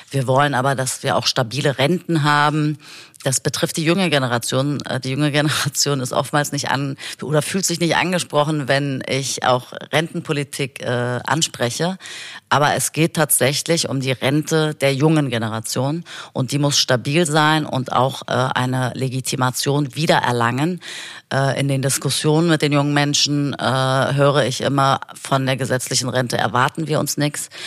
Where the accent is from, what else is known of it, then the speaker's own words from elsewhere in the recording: Berlin, Germany; Ich bin in Kreuzberg geboren und aufgewachsen. Ich habe äh, in Kreuzberg bin ich zur Grundschule gegangen, habe mein Abitur in Kreuzberg gemacht und war eigentlich immer in Berlin